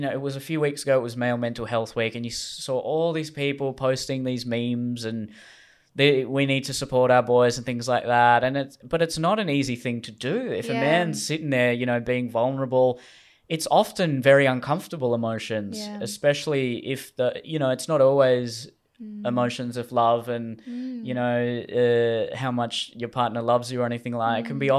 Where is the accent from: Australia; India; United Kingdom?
Australia; So now it's, you know, being an Australian, patriotism was, I think, much more valued in previous generations compared to what it is now.